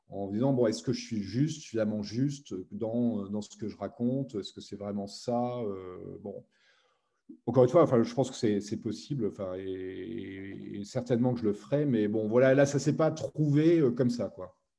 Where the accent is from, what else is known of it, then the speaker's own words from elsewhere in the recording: Metz, Grand Est, France; moi je venais de Metz, hein, je n'ai pas de Paris